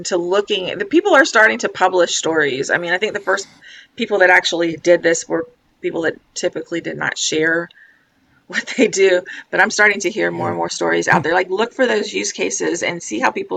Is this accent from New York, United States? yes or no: no; Florida, United States; I'm from Florida